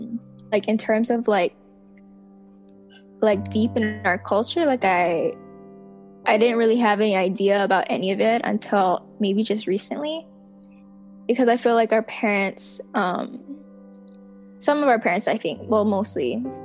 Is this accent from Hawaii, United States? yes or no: yes; Mililani, Hawaii, United States; I am the youngest of my family. I was born and raised in Mililani. I'm a second generation Filipino.